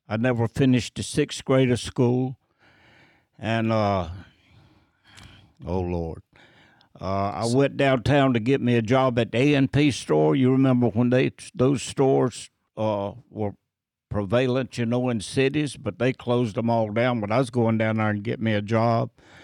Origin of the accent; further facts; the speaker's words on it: North Carolina, United States; Yeah, North Carolin